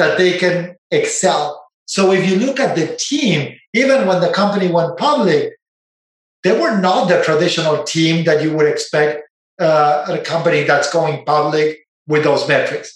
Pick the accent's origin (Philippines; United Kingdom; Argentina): Argentina; moved away as an adult; now in Silicon Valley, United States; I didn't know Silicon Valley existed growing up in Argentina.